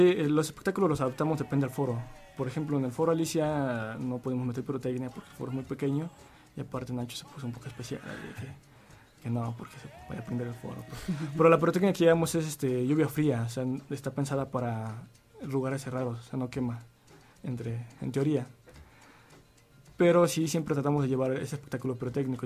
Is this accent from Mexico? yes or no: yes; Tultepec, State of Mexico, Mexico; venimos de un pueblo, de un pueblo de fuego, donde hay mucha pirotecnia, y Voladora es el emblema por la actividad artesanal del municipio de Tultepec